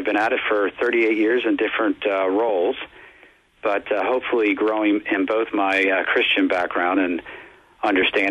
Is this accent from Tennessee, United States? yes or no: no; Cincinnati, Ohio, United States; I'm a Cincinnati native, born and raised in Cincinnati